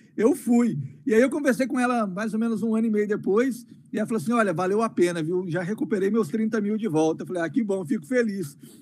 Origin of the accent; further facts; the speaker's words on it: Colatina, Espírito Santo, Brazil; moved away as an adult; now in United States; sou nascido e criado no Brasil, pois me vi lá até os 18 anos de idade